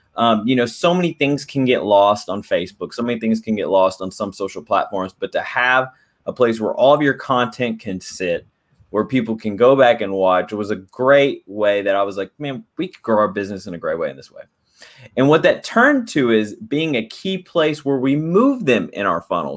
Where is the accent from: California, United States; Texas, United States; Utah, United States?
Texas, United States; Dallas; I'm from Dallas, Texas